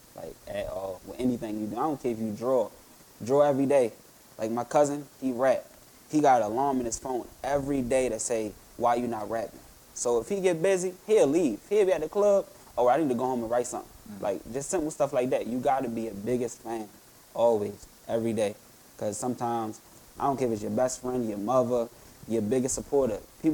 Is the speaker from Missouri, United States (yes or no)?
no; Baltimore, Maryland, United States; I'm from the hood. I'm from Park Heights.